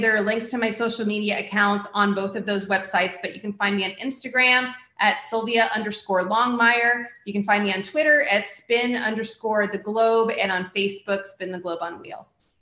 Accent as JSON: {"language": "English", "region": "Florida", "country": "United States", "said": "is my home state. I've lived here for most of my life"}